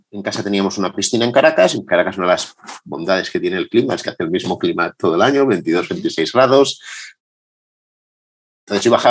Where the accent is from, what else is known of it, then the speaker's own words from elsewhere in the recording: Madrid, Community of Madrid, Spain; es verdad que decir que soy de Madrid llamándome … con el acento que tengo a día de hoy parece mentira